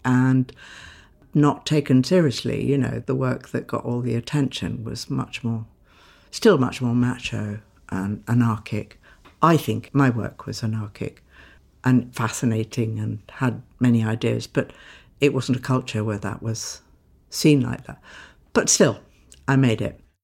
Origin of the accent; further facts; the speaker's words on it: Sidcup, London, United Kingdom; I grew up in Tidcup in a middle class family, quite aspirational